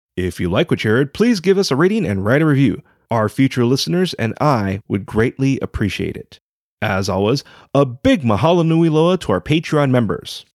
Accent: Hawaii, United States; a native Hawaiian professional writer

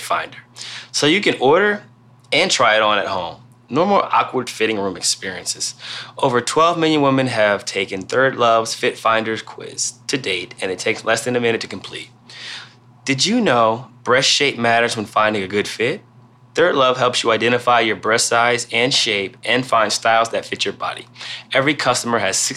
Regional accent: Canton, Ohio, United States; I'm from Canton and I've been watching it my whole life.

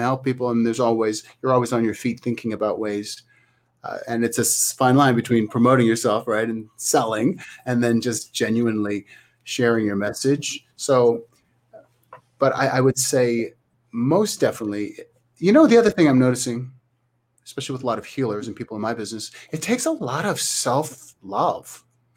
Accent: Thunder Bay, Ontario, Canada; moved away; Thunder Bay is my hometown in Canada.

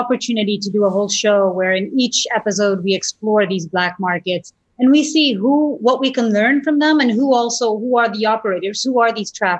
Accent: Portugal; I used to watch the nightly news show with my family growing up in Portugal.

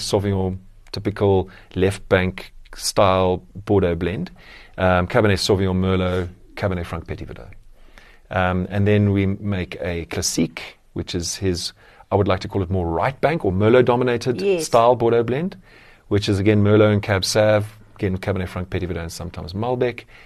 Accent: Somerset West, Western Cape, South Africa; I grew up in Somerset West, so not on the beach, but very close to Strand

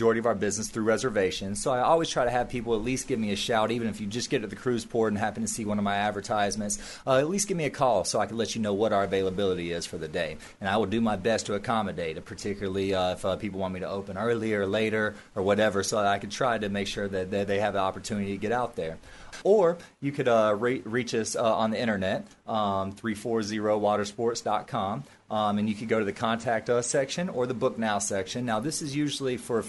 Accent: Nashville, Tennessee, United States; moved away; I'm from Nashville, Tennessee

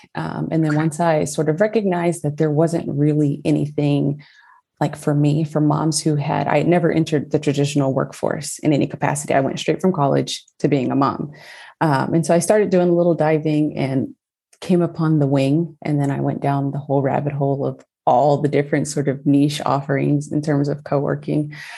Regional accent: Springfield, Illinois, United States; also born or lived in Southern California; now in Bay Area, California, United States; I'm from Illinois.

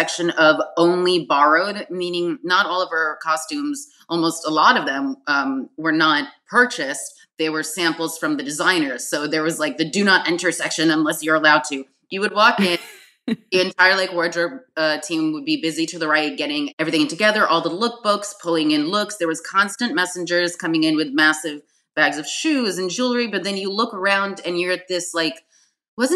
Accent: New York City, New York, United States; also born or lived in Manhattan; I was born in Manhattan, raised in Brooklyn.

